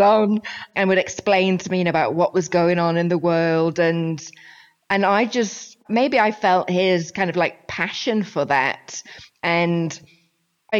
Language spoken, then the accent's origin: English; St Helens, North West England, United Kingdom; moved away; as you can probably tell from my accent, I'm from the north of England, the northwest, between Liverpool and Manchester